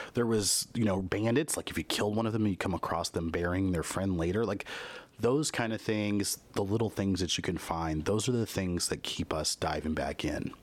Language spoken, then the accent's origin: English; Kansas, United States; I grew up in the Midwest in Kansas